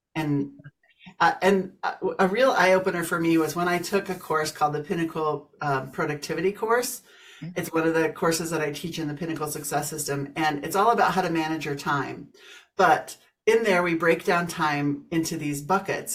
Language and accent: English; Kansas, United States; moved away as an adult; now in Colorado, United States; I grew up in Kansas, moved to Colorado about 30 years ago